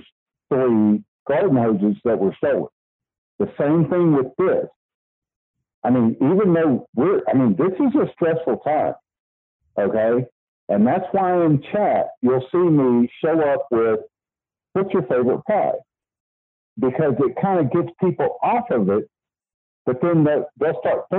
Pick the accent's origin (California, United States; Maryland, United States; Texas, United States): Texas, United States; I'm from Texas